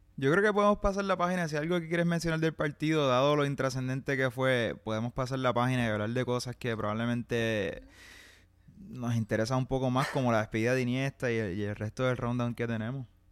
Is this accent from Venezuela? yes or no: no; Puerto Rico